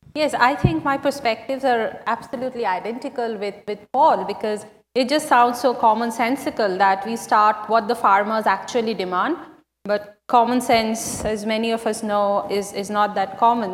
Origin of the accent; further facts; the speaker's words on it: West Bengal, India; my home state of West Bengal